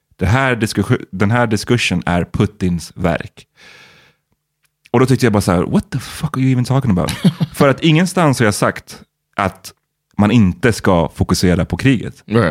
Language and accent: Swedish; Sweden